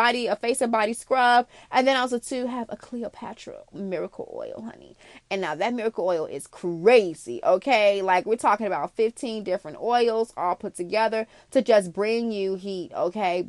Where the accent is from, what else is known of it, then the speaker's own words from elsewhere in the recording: Chicago, Illinois, United States; also born or lived in Arizona; I'm an international girl, yes, but I'm from Chicago